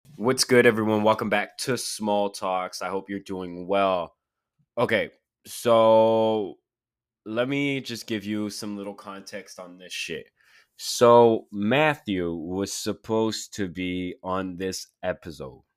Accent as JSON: {"language": "English", "town": "Quebec City", "region": "Quebec", "country": "Canada", "tie": "born or raised there", "said": "Q C is my hometown"}